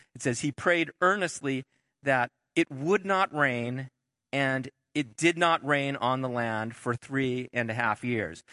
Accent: Southern California, United States; moved away; we moved back to where I grew up down in Southern California

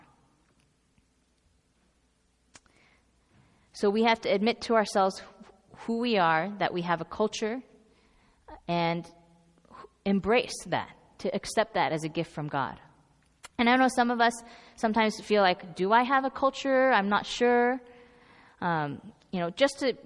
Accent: Northern California, United States; I'm from Northern California, so I say heca

